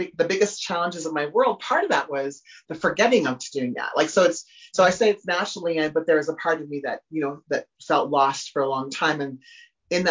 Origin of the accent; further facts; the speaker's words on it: Humboldt, Saskatchewan, Canada; I grew up in Humboldt, Saskatchewan, in Canada